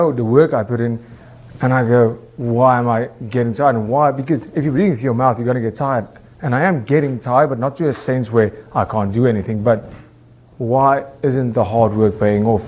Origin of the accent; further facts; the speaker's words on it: South Africa; I'm from South Africa